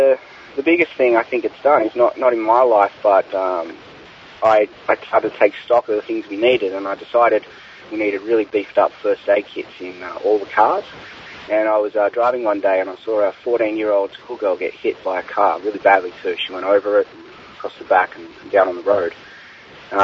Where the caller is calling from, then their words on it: Australia; Hi, Jack. I'm calling from Australia for episode 500.